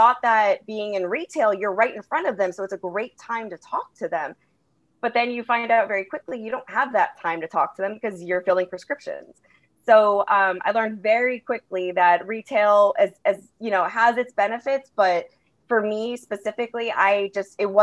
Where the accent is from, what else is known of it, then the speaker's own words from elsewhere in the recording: West Hartford, Connecticut, United States; moved away; I grew up in West Hartford, Connecticut. So I'm actually originally from the East Coast